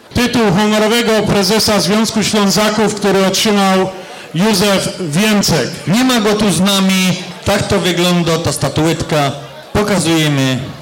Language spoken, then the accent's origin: Polish; Silesian Voivodeship, Poland; also born or lived in Bielsko-Biała; jestem góralem z Żywiecczyzny, mieszkającym w Bielsku Białej